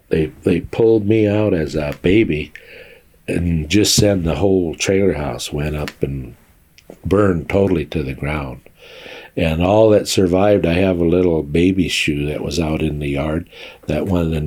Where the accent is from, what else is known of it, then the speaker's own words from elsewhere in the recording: Cheyenne River Sioux Reservation, South Dakota, United States; now in Sheridan, United States; born on and raised on the Cheyenne River Sioux Reservation in South Dakota